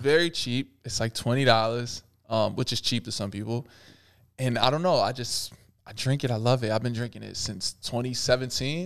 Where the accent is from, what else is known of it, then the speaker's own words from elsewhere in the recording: Pennsylvania, United States; I was from Pennsylvania